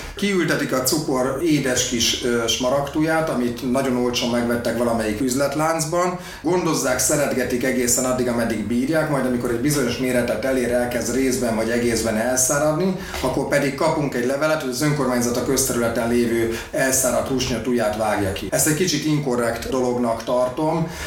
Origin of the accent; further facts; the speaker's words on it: Budapest, Hungary; also born or lived in Békásmegyer, Budapest; Én Újpesten nőttem föl, meg Békás megyeren a Lánási strandon.